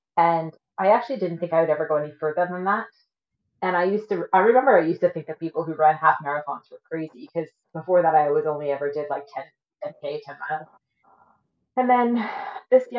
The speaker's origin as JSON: {"language": "English", "region": "East Coast of Nova Scotia", "country": "Canada", "tie": "born or raised there", "also_born_or_lived": "Great Britain / Cold Lake, Alberta / St. Albert, Alberta", "moved": "as an adult", "lives_now": "Cochrane, Canada", "said": "I was born in Great Britain. My family moved to Canada when I was a baby. I grew up on the East Coast of Nova Scotia. I lived there till I was about 20"}